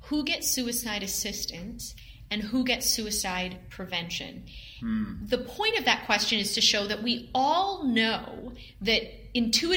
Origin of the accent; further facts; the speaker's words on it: Canada; being a Canadian myself